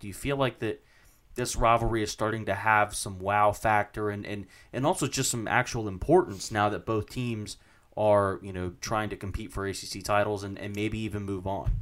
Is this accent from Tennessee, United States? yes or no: no; Virginia Beach, Virginia, United States; growing up in Virginia Beach, watching Virginia Tech football as a kid